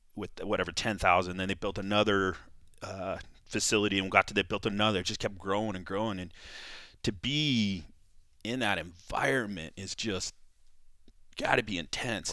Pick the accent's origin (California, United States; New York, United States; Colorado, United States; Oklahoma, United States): California, United States; I grew up in California, wrestled in California